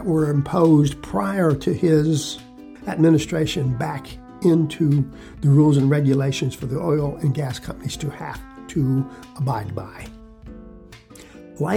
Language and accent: English; Texas, United States; also born or lived in Fort Davis, Texas; I'm primarily a Texan, folks, although I'm up north right now for a while